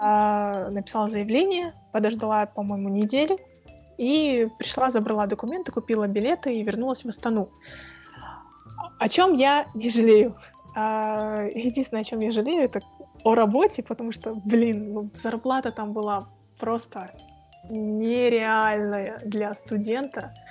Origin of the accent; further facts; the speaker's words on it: Kazakhstan; also born or lived in Moscow; у нас в Казахстане